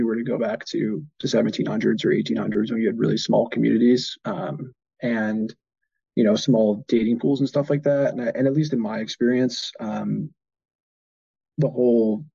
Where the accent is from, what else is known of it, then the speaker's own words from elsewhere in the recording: United States; I'm American